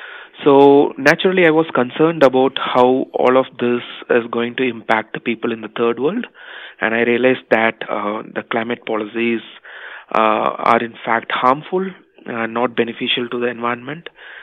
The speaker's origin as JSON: {"language": "English", "country": "India", "tie": "born or raised there", "said": "I was born and raised in India, a country that was witness to widespread poverty in the 80s and 90s."}